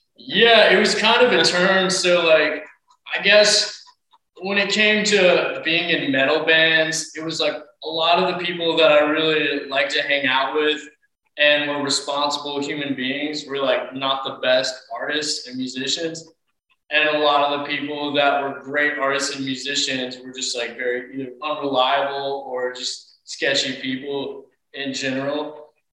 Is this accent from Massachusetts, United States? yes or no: no; Knoxville, Tennessee, United States; We're from Knoxville, Tennessee, and so it was Knox Youth Sports